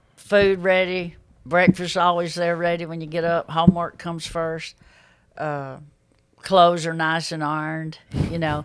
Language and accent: English; Pinson, Alabama, United States; I grew up in Pinson